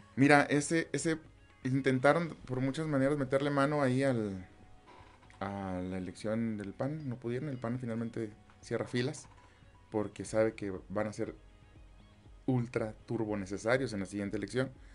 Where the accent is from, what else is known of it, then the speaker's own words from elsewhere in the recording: Mexico; como mexicanos